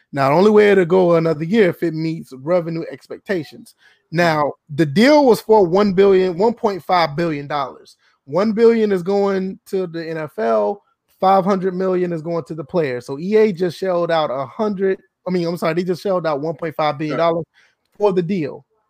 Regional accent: Georgia, United States; now in South Carolina, United States; I'm from Georgia, South Carolina

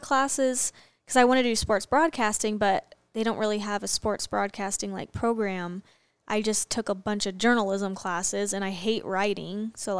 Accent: Arizona, United States; I'm from Arizona, so

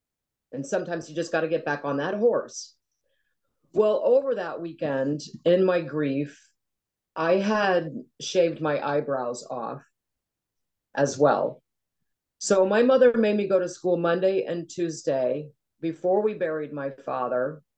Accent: Cincinnati, Ohio, United States; also born or lived in Goffstown, New Hampshire / Chicago; we moved to Cincinnati, Ohio when I was about three. My childhood in Cincinnati was outstanding. It was in the suburbs of Cincinnati. We were about 45 minutes from downtown.

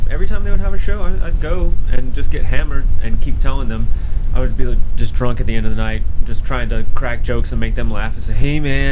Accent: South Carolina, United States; moved away as an adult; now in San Antonio, United States; I was born and raised in South Carolina

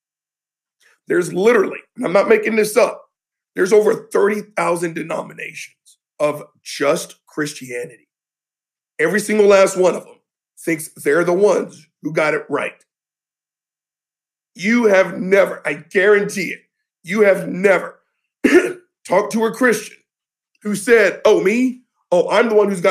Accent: the South, United States; I'm Generation X from the South

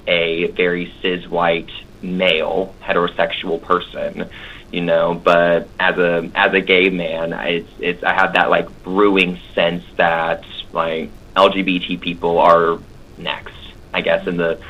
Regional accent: United States; being an American

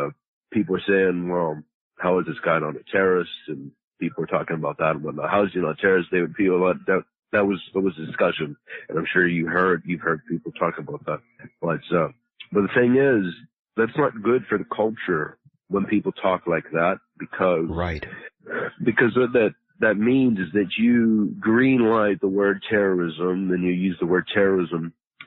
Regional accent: Pittsburgh, Pennsylvania, United States; born there; Well, I was born in Pittsburgh, Pennsylvania. But I'm pretty worldly. I've been many places and, so I kind of have my own little accent.

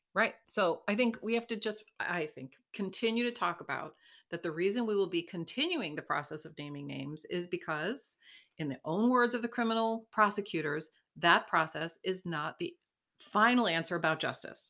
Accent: Buffalo, New York, United States; we are from Buffalo

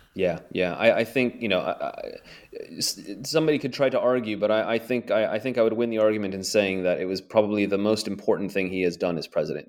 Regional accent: United States; moved away as an adult; now in Ukraine; my home country of the United States

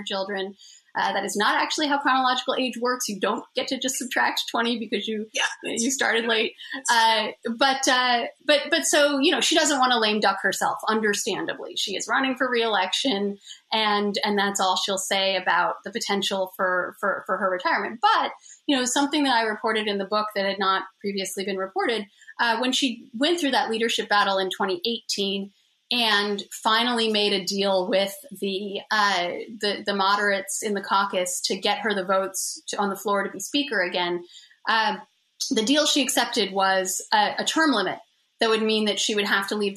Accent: United States; as an American

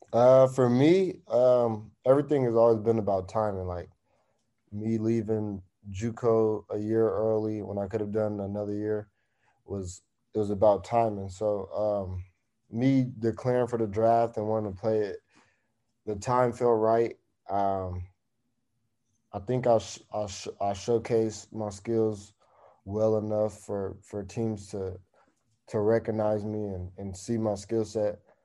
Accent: East Palo Alto, California, United States; I grew up in East Palo Alto

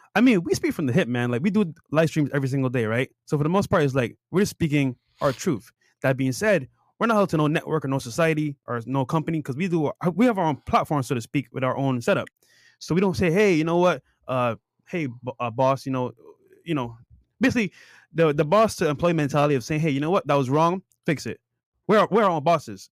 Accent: Barbados; now in United States; I grew up in Barbados

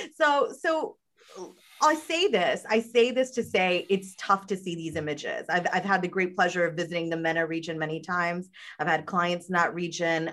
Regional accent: United States; I'm I'm born and raised on American soil

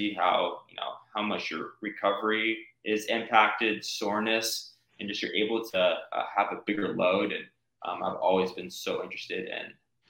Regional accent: Chandler, Arizona, United States; I grew up in Chandler, Arizona.

